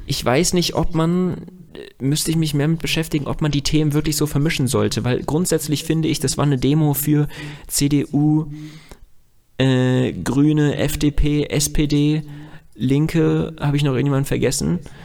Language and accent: German; Germany; weil ich hier aufgewachsen bin